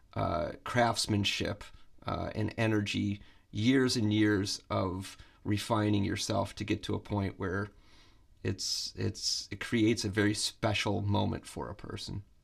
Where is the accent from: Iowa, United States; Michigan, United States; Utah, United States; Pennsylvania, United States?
Michigan, United States; Flint; moved away as an adult; also born or lived in Boston; I'm from Flint, Michigan